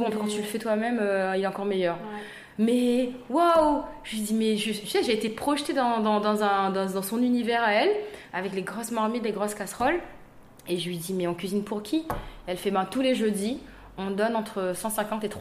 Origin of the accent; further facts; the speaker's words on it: Saint-André, France; tu sais, moi, je viens de Saint-André, j'ai besoin d'un cocon, j'ai ah besoin d'être rassurée.